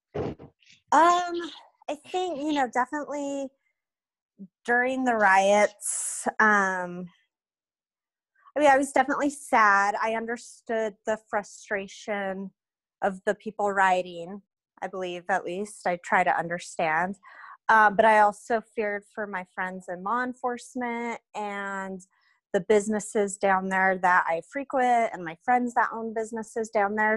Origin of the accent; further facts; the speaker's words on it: Reno, Nevada, United States; I'm originally from Reno.